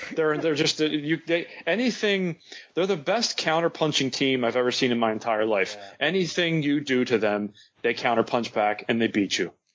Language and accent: English; United States; I'm American